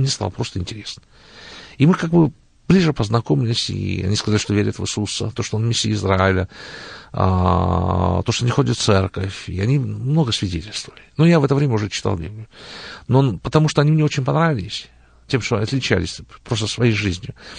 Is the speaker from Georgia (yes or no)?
yes; Tbilisi, Georgia; moved away as an adult; also born or lived in Rostov-on-Don, Russia / Israel / Canada; now in Cleveland, United States; родом я сам из Грузии, я родился в городе Тбилиси